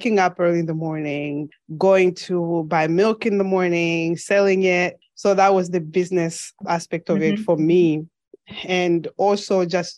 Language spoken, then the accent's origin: English; Mongu, Western Province, Zambia; moved away as an adult; now in United States; I was born and raised in Zambia. I spent most of my childhood in the western side of Zambia, which is Western Province in Mongu